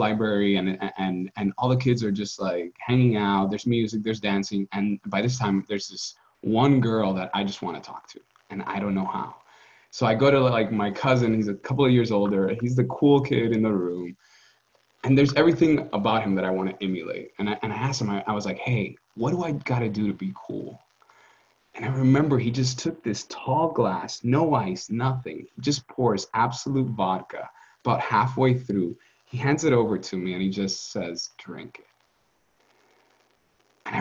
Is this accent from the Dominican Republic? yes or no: yes; Dominican Republic; growing up in the Caribbean